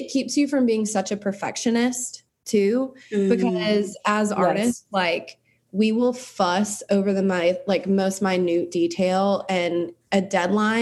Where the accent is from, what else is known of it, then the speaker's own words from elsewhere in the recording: South Carolina, United States; I was raised in South Carolina. Like, that's just never going to change, and I can't change my accent.